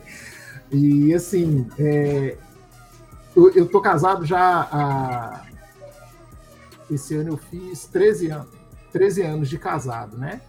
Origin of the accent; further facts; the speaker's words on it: Belo Horizonte, Minas Gerais, Brazil; Nós crescemos juntos no Cabana